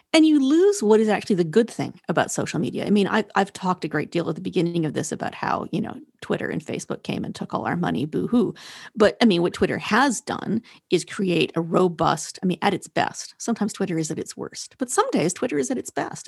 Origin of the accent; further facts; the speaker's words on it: the West, Western Canada, Canada; I'm from the West